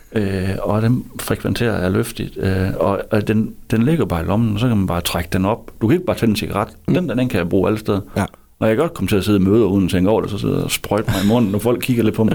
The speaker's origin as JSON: {"language": "Danish", "town": "Hvide Sande", "region": "Central Denmark Region", "country": "Denmark", "tie": "born or raised there", "also_born_or_lived": "Harboøre", "said": "Men jeg voksede op i Hvide Sande"}